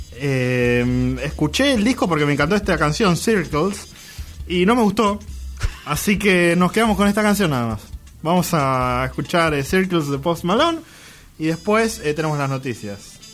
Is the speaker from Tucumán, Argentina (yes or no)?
no; Vicente López, Buenos Aires Province, Argentina; moved away; A pesar de que no vivo ahí, no nací ahí, pero viví mucho tiempo ahí, yo me considero de Vicente López